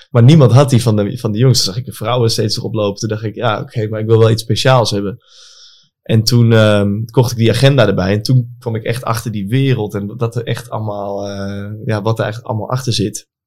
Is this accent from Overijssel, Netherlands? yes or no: no; Apeldoorn, Gelderland, Netherlands; ik kom uit Apeldoorn, daar heb je Shoepimp, weet je daar?